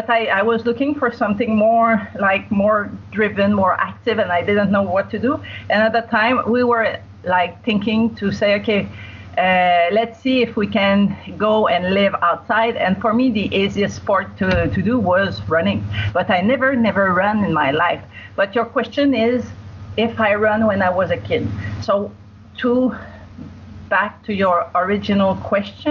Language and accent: English; Quebec, Canada; moved away as an adult; also born or lived in United Arab Emirates; now in Singapore; I'm from Quebec. It's where my accent is